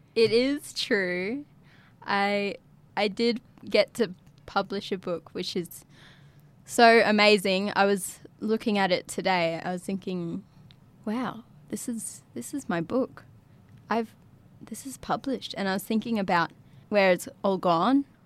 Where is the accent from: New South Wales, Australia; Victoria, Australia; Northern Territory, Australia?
Northern Territory, Australia; Yirrkala; also born or lived in Darwin; my life has always been growing up in Yirrkala